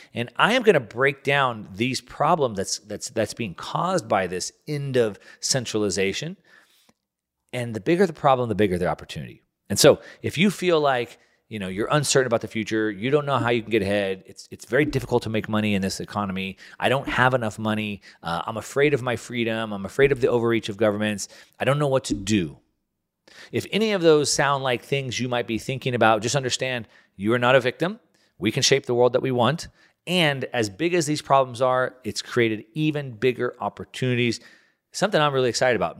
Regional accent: United States; I'm an American

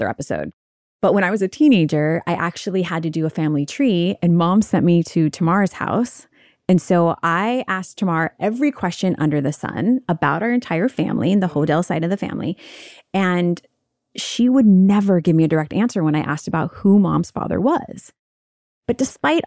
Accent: Honolulu, Hawaii, United States; I was born in Honolulu

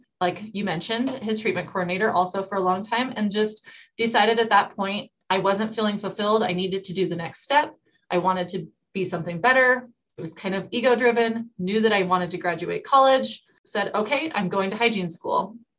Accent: Rangeley, Maine, United States; which happened to be 3 hours away from where my hometown is. A little bit about Rangeley is we're in the middle of nowhere.

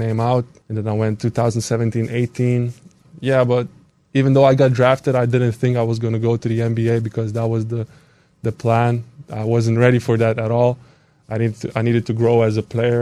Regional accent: Iglauka, Marijampolė County, Lithuania; moved away as an adult; also born or lived in Kaunas, Lithuania; now in United States; growing up in Iglauka

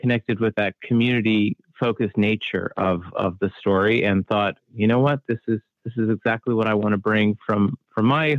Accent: Halifax, Nova Scotia, Canada; moved away as an adult; now in Los Angeles, United States; I'm based in LA. I've been out here for a decade, but I am originally from Halifax, Nova Scotia.

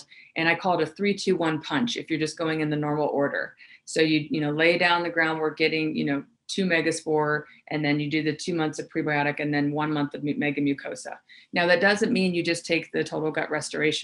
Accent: the South, United States; I grew up in the South

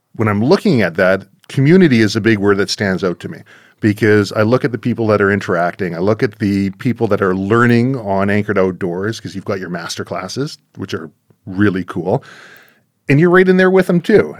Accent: Surrey, British Columbia, Canada; my hometown of Surrey, British Columbia

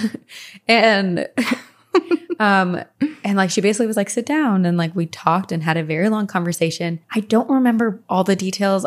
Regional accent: Branchburg / Skillman, Princeton area, New Jersey, United States; we moved from Branchburg to the Skillman, Princeton area

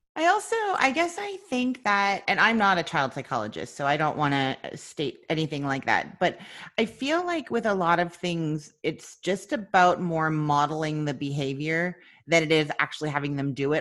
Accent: Canada; now in Florida, United States; I'm originally from Canada, and now I live in Florida.

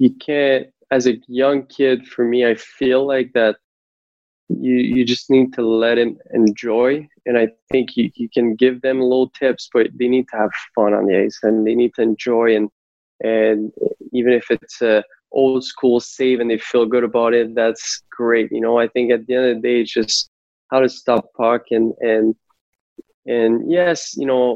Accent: Laval, Quebec, Canada; My hometown in Laval

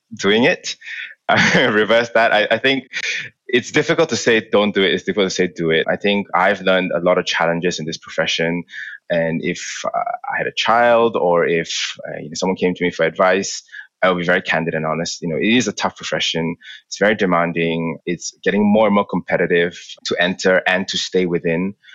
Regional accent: Malaysia; moved away as an adult; also born or lived in London, United Kingdom; I grew up in Malaysia. I was there for 18 years of my life before I moved to the UK.

